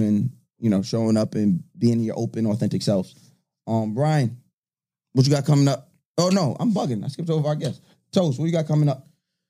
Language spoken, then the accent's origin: English; New York, United States; We're from New York.